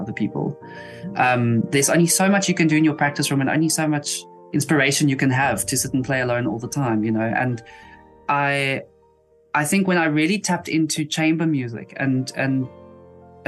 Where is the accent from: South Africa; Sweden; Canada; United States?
South Africa; Eastern Cape; also born or lived in East London; I've been in the Eastern Cape pretty much my whole life